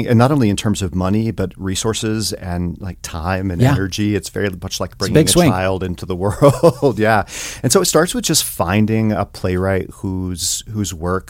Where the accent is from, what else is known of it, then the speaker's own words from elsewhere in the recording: Telford, Tennessee, United States; now in Montana, United States; I grew up in the mountains of East Tennessee.